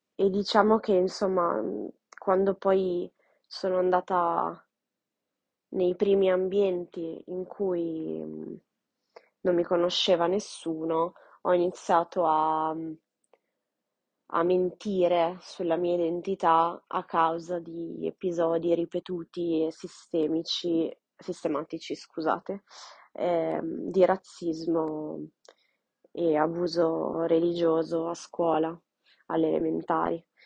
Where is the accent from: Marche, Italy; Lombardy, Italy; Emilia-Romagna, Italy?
Lombardy, Italy; Milan; sono nata e cresciuta a Milano, in Italia